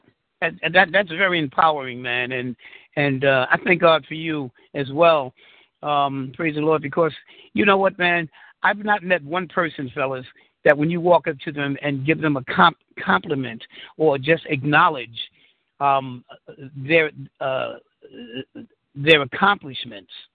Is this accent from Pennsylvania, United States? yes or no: no; New York City, New York, United States; born and raised in Harlem in the Bronx